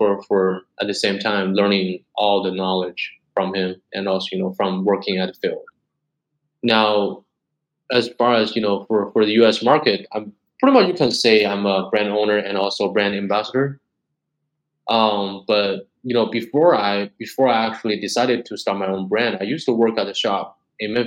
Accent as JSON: {"language": "English", "country": "China", "tie": "born or raised there", "also_born_or_lived": "Nicaragua", "moved": "yes", "said": "I was born and raised in China"}